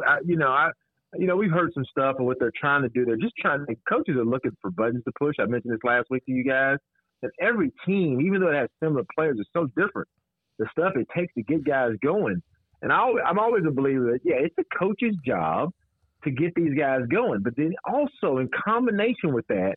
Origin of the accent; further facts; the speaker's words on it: Arlington, Texas, United States; I grew up in Arlington